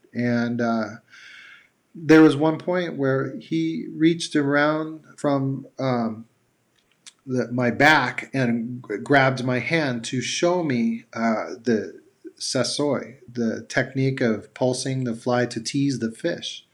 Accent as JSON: {"language": "English", "country": "United States", "said": "as an American and being proud of my country"}